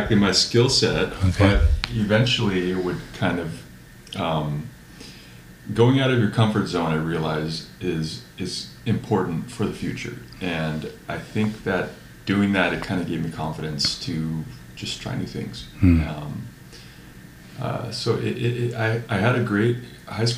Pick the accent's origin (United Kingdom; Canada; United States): United States; Carpinteria, California; now in Santa Barbara, United States; I come from Carpinteria, which is a small town. Mm-hmm. I live in Santa Barbara now, which is 15 miles away